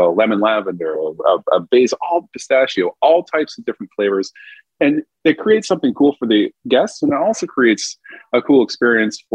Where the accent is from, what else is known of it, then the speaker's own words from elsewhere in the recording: Vermont, United States; moved away as an adult; also born or lived in New Orleans, Louisiana; growing up in Vermont and rural, you know, dairy farm, moving to downtown New Orleans was quite the culture shock at 19.